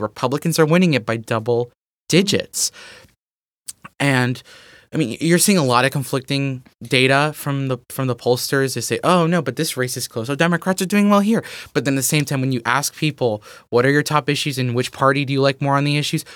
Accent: Texas, United States; my home state of Texas

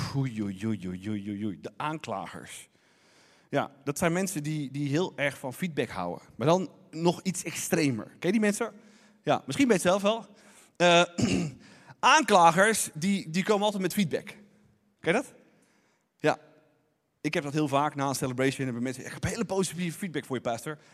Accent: Netherlands; ons als Nederlanders

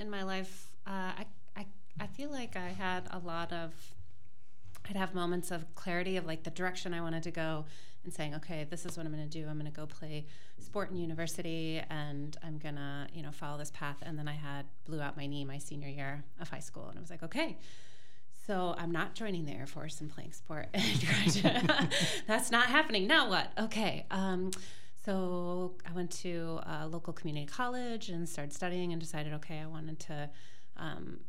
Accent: Michigan, United States; also born or lived in Chicago; I grew up in Michigan. I grew up in the lakes and the trees

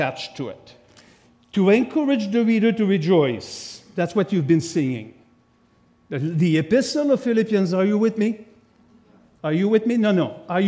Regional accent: Quebec, Canada; accent: French; English is a second language; I'm from Quebec, so of course I have a French accent

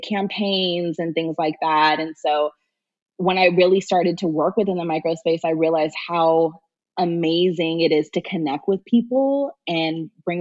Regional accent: Sacramento, California, United States; now in Los Angeles, United States; I'm from Sacramento, California, and I ended up moving to Los Angeles to chase my dreams

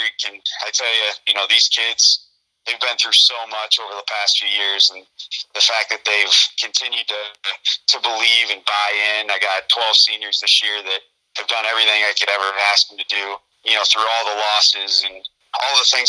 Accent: Bureau Valley, Illinois, United States; the job back home at Bureau Valley

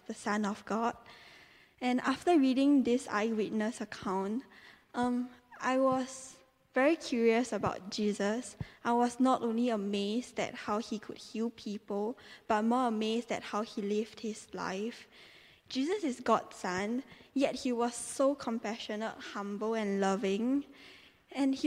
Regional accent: Singapore; moved away as an adult; now in Teddington, United Kingdom; I came from Singapore, and I came here to study dance

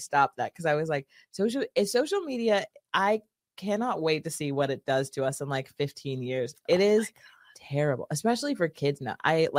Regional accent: Rancho Cucamonga, California, United States; moved away; I grew up in Southern California.

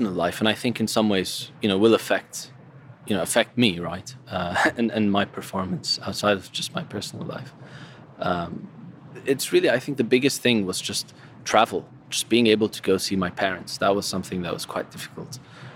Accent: Syria; moved away; I'm from Syria

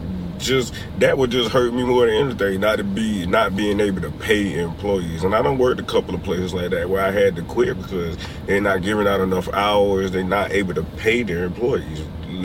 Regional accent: South Carolina, United States; South Carolina.

